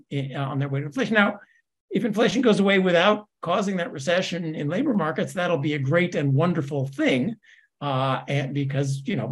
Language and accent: English; Scotland, United Kingdom; I'm a Scot. We don't borrow money.